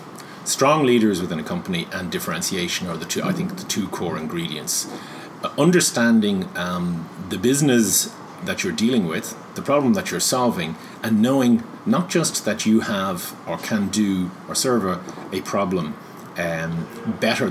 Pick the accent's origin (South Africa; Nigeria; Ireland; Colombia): Ireland